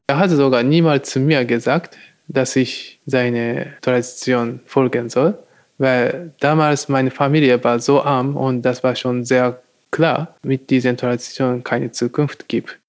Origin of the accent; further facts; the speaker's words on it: Nagoya, Aichi, Japan; German is a second language; moved away as an adult; also born or lived in England; now in Düsseldorf, Germany; Meine Heimat ist zwischen Tokio und Kyoto, im Arimatsu. Das ist der Kleindorf. Arimatsu liegt in Nagoya